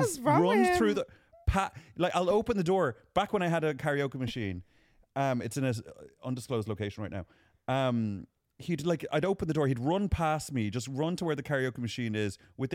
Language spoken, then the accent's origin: English; Dublin, Leinster, Ireland; No, I'm not. I'm from Dublin.